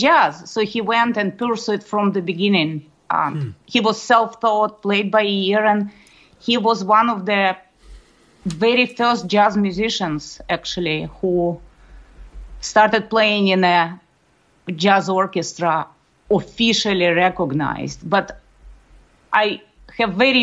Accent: Moscow, Russia; moved away; I grew up in Moscow, Russia

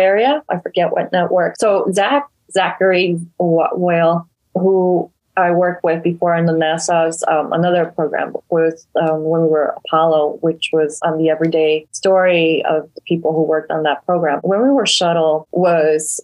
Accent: Ecuador; moved away; We're all from Ecuador.

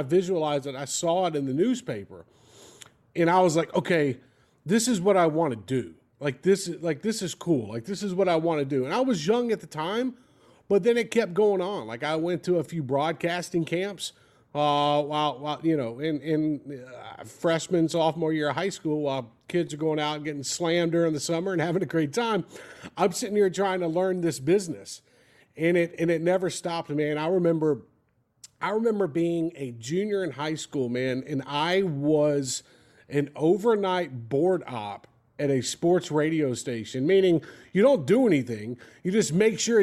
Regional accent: Mobile, Alabama, United States; I'm from Mobile, Alabama. So I'm right there along the Gulf Coast

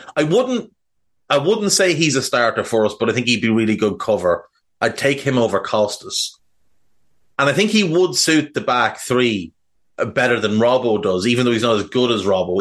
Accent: Ireland; I'm Irish

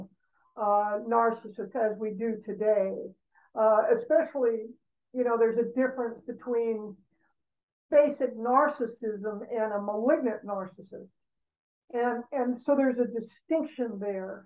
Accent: Los Angeles, California, United States; I grew up in Brentwood, and I grew up in a very affluent background

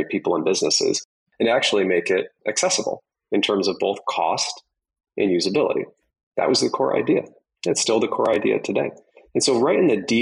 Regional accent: Michigan, United States; I grew up in Michigan

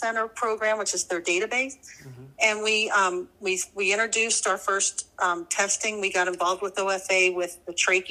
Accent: New Jersey, United States; I grew up in New Jersey, which, if you know anything about New Jersey, it's a very hot and humid state

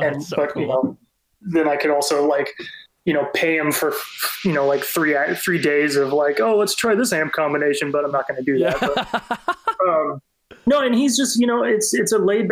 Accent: California, United States; we're from California

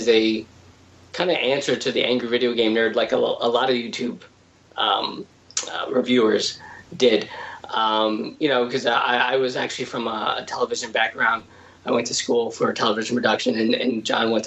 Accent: Connecticut, United States; I'm from Connecticut as well

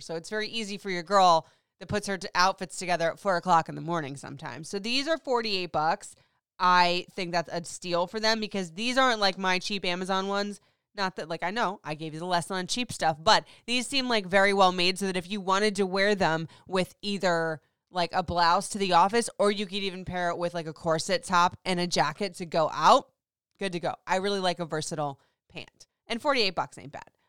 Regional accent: Florida, United States; moved away; I grew up in Florida, so it was hot and hotter

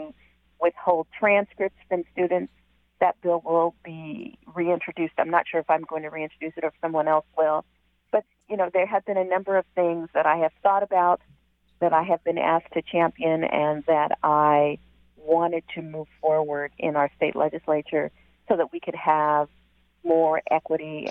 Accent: Seattle, Washington, United States; also born or lived in Kent, Washington; I am born and raised in Seattle. I now live on the East Hill of Kent

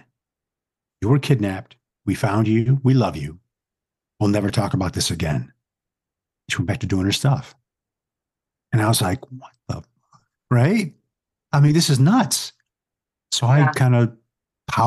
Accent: Oak Lawn, Illinois, United States; also born or lived in Atlantic City; Because I grew up in Oak Lawn. It's kind of a smaller town, you know, outside of Chicago's southern suburb

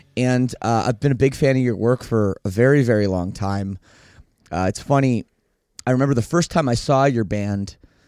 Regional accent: Oakville, Ontario, Canada; It was Oakville, Ontario, Canada. My hometown

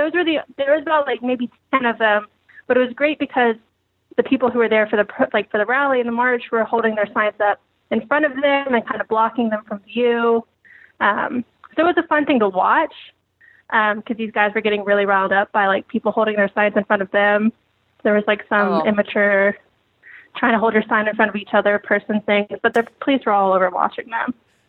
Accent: Atlanta, Georgia, United States; now in Washington, United States; The South. Oh. I'm from Atlanta originally.

